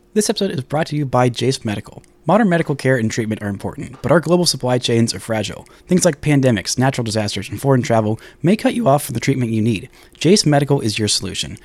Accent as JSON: {"language": "English", "town": "Dallas", "region": "Texas", "country": "United States", "tie": "born or raised there", "said": "Working for my hometown paper"}